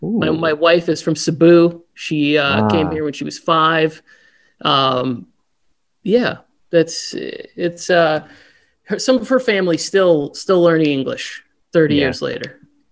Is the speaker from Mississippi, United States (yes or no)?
no; Upper Michigan, United States; moved away as an adult; now in California, United States; I'm originally from Upper Michigan, called the Uper up there, way up by Canada. Came out to California close to 20 years ago now